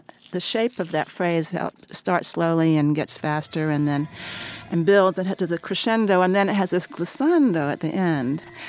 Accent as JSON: {"language": "English", "region": "North Carolina", "country": "United States", "said": "I'm from North Carolina, and I love the summer heat."}